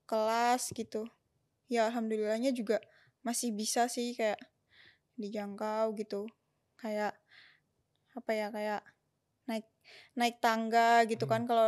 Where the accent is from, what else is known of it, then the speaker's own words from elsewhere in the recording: Jakarta, Indonesia; now in Yogyakarta, Indonesia; Asalnya dari Jakarta.